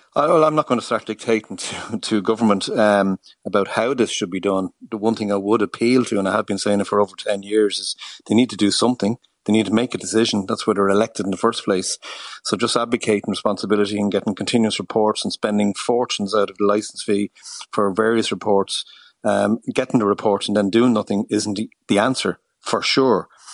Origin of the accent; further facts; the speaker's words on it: Ireland; we as an Irish, uh, people